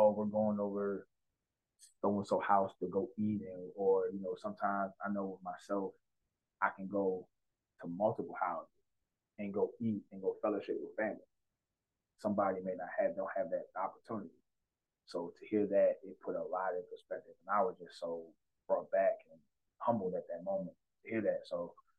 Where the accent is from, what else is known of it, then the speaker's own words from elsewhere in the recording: District Heights, Maryland, United States; I'm from Disher Heights, Maryland. I'm born and raised.